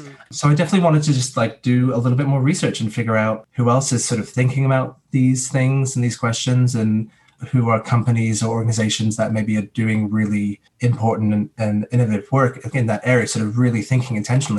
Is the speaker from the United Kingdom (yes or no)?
yes; England, United Kingdom; moved away; Like I'm a British citizen. I can go back to England for as long as I want.